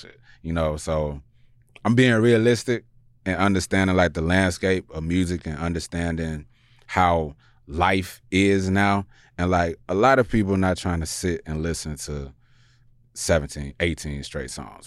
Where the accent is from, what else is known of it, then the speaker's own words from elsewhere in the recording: Chicago, Illinois, United States; moved away; also born or lived in New York; I'm from Chicago